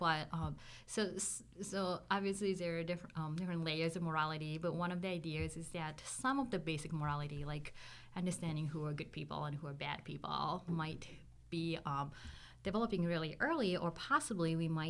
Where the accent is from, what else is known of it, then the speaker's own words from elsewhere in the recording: Japan; moved away as an adult; now in United States; So originally I'm from Japan, and that's where I grew up. I went to high school. I still have my families there.